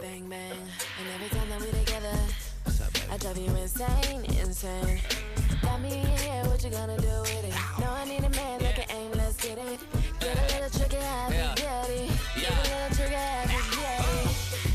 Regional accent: Benin City, Edo, Nigeria; I'm from Benin City.

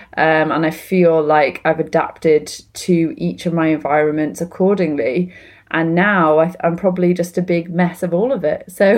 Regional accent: Wales, United Kingdom; moved away as an adult; also born or lived in London; I won't be offended by someone saying that because I am Welsh. But that's gone through a change from growing up in Wales, living very close to the English border, and then studying and working in London.

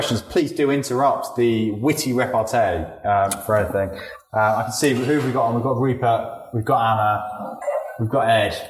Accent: London, United Kingdom; So I'm from South London.

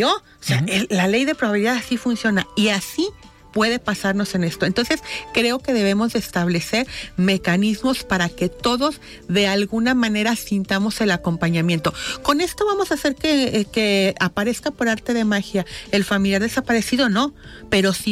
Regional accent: Guadalajara, Jalisco, Mexico; Somos una sociedad, somos tapatíos todos

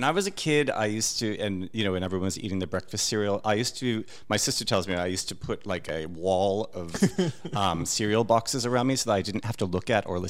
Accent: New England, United States; because I'm from New England in the States, and so, you know, we're a bit reserved over there.

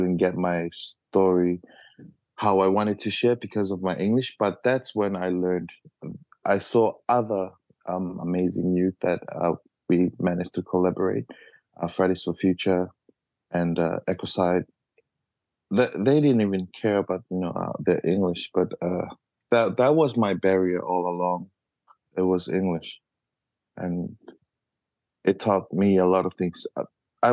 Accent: Tuvalu; I'm 28 years old this year. And I'm from Tuvalu.

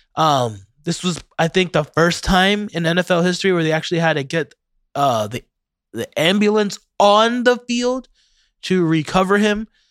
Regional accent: Ocala, Florida, United States; I'm from Ocala

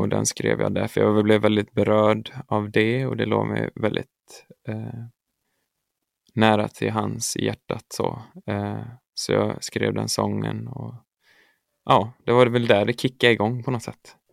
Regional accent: Örby, Västra Götaland, Sweden; jag är uppvuxen i Örby kyrka eh, i Marks kommun där jag kommer ifrån.

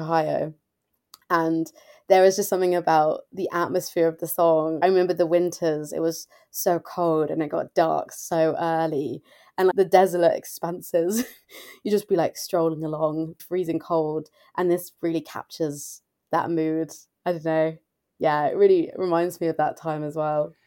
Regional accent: England, United Kingdom; also born or lived in United States; now in London, United Kingdom; I was the only English person there

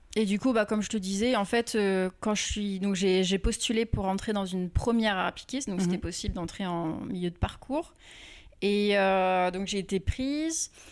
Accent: Rouen, Normandy, France; now in Paris, France; je viens de Rouen

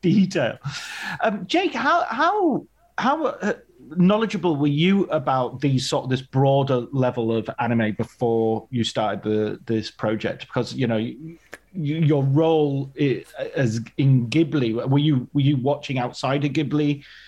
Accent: Barrow-in-Furness, North West England, United Kingdom; also born or lived in Ulverston; I grew up in Barren Furness near, in the countryside near there. I was born in Ulverston

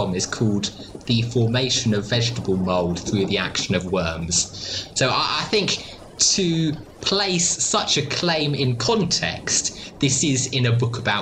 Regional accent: Australia; I come from Australia

